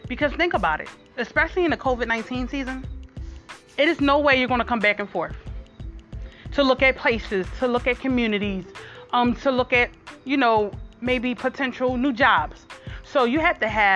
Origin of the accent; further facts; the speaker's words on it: Philadelphia, Pennsylvania, United States; I'm from Philadelphia, Pennsylvania.